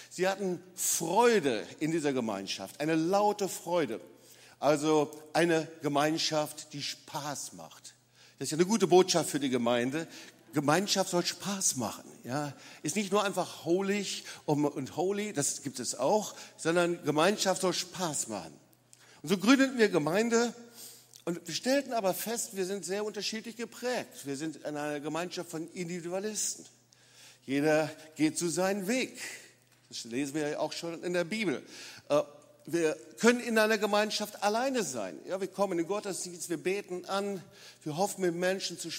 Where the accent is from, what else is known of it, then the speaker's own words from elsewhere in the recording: Lüdenscheid, North Rhine-Westphalia, Germany; moved away; ich komme nicht aus dem Schwabenländle. Da lebe ich seit 40 Jahren, aber ich bin in Nordrhein-Westfalen, in Lüdenscheid groß geworden.